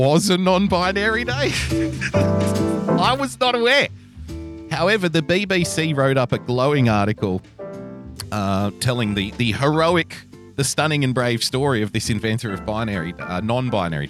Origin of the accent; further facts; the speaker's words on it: Australia; as an Australian